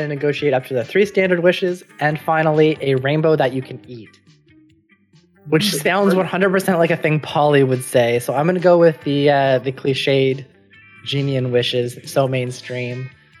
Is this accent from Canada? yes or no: yes; Canada; I'm from Canada.